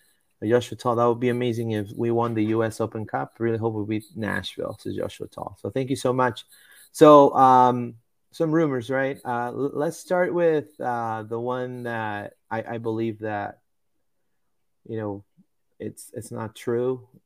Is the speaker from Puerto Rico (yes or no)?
yes; Puerto Rico; I was born and raised in Puerto Rico.